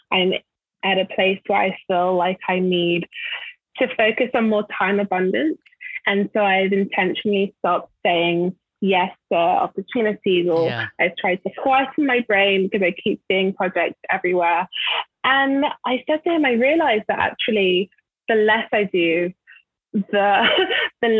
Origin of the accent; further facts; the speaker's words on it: London, United Kingdom; moved away as an adult; also born or lived in Nigeria (ancestry); now in Los Angeles, United States; So I'm from London originally, and I grew up in London. My parents are Nigerian